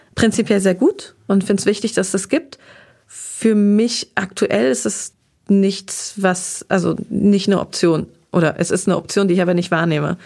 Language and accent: German; Darmstadt, Hesse, Germany; also born or lived in Groß-Gerau; now in Berlin, Germany; Aber aus Südhessen komme ich, bin im schönen Darmstadt aufgewachsen. Das ist meine Heimatstadt.